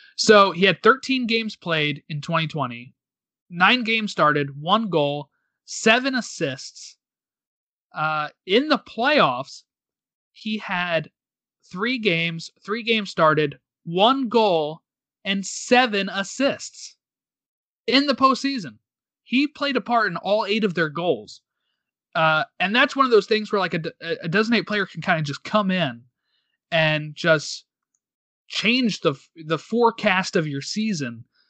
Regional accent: United States; because we're American

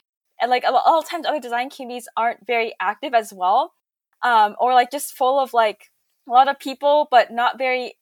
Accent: Silicon Valley, California, United States; growing up in Silicon Valley

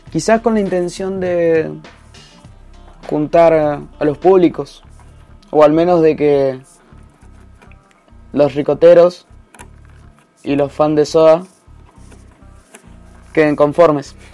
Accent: Eugenio Bustos, Mendoza, Argentina; soy de Eugenio Bustos, San Carlos

